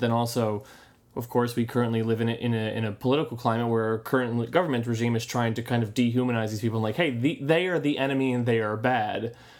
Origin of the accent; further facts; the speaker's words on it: United States; we're two American guys